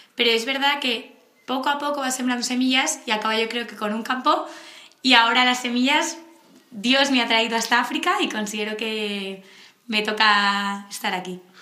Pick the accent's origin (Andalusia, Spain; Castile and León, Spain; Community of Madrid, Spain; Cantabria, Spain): Community of Madrid, Spain; Madrid; de Madrid